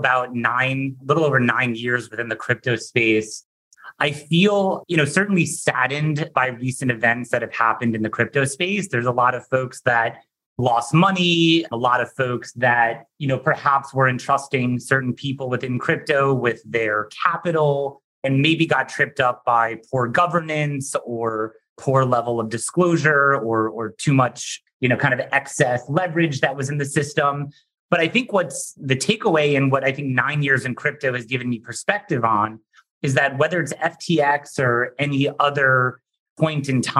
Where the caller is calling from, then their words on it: New York, United States; I am calling in from New York